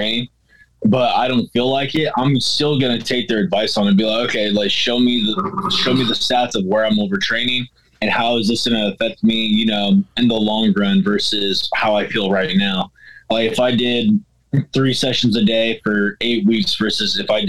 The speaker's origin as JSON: {"language": "English", "area": "Humboldt County", "region": "California", "country": "United States", "tie": "born or raised there", "said": "I grew up in Humboldt, so we had to drive if we wanted to get anywhere"}